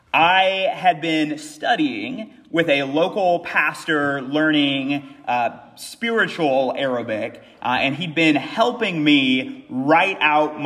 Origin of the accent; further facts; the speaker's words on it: United States; moved away; I'm from America